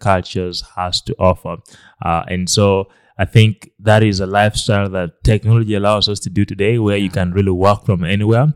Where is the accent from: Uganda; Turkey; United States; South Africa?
Uganda; Lira, Northern Region; was born in, in Uganda. I grew up here in Lera, in, uh, the northern part of Uganda.